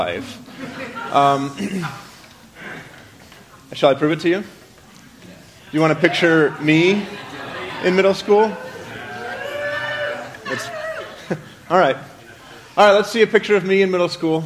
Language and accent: English; Maine, United States; moved away; I was from Maine